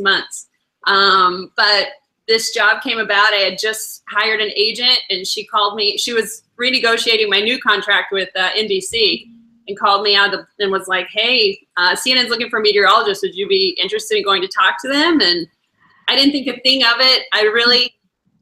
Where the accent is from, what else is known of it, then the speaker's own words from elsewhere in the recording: Shreveport, Louisiana, United States; moved away as an adult; also born or lived in Beaumont, Texas / Miami; now in Atlanta, United States; Shreveport, Louisiana, which is my hometown.